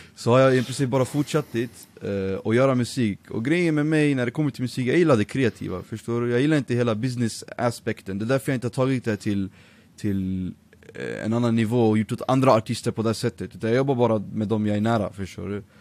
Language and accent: Swedish; Örebro, Örebro County, Sweden; also born or lived in Nijmegen, Netherlands / Iraq (ancestry, Baghdad); jag bodde faktiskt i eh, Örebro, Vivalla, i fyra år